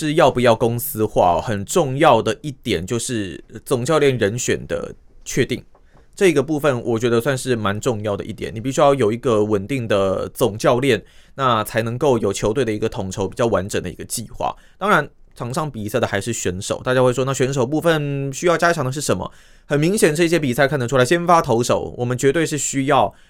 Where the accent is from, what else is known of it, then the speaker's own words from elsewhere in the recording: Taiwan; 大家都觉得，身为台湾人，那跟这一次这个中华队一起。